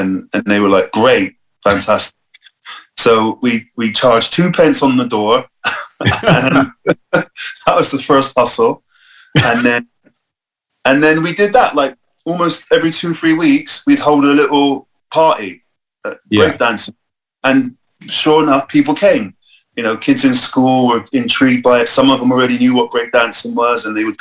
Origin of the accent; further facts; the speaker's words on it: Bristol, South West England, United Kingdom; I grew up in Northwest, so there wasn't much sort of anything going on there in a way of culture